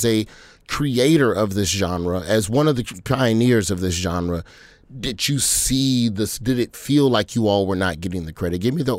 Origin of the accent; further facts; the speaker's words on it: the South, United States; And so, you know, being a Southerner, this was not something that had permeated its way, at least not as a 16, 17-year-old, you know, in 96.